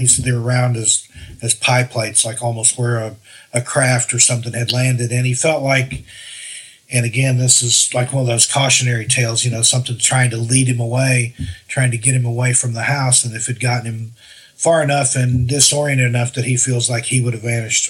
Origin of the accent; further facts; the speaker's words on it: Great Smoky Mountains, United States; And yeah, you know, I'm from the Smokies. I've seen a lot of black bear and stuff